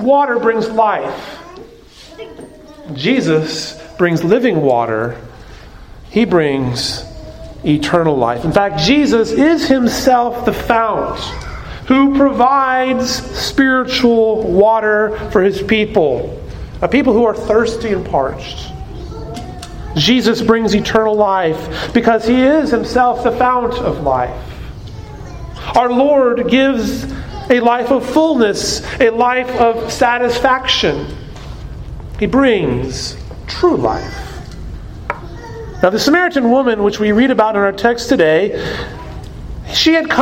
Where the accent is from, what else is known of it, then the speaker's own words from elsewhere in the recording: Arizona, United States; moved away; I grew up in Arizona